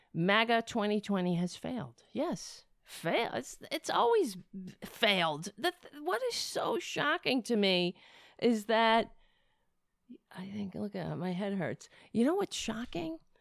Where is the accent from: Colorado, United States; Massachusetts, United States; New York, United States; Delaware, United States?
New York, United States; New York City; I grew up on Staten Island.